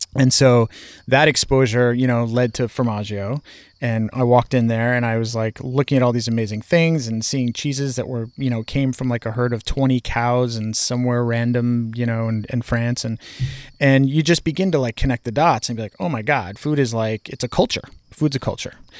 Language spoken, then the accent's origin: English; Boston, Massachusetts, United States; I grow up in Boston